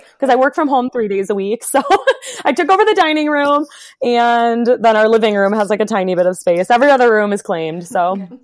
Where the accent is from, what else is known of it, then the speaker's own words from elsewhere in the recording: Wisconsin, United States; moved away as an adult; also born or lived in Virginia; for grad school, I moved from Wisconsin to a small school um, in Virginia.